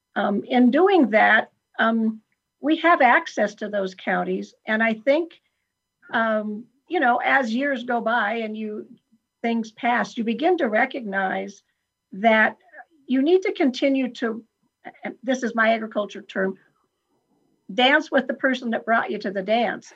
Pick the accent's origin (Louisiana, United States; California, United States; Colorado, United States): Colorado, United States; Franktown; also born or lived in Virginia Dale, Colorado; I was born and raised in Franktown, Colorado, which was um, 45 miles from nowhere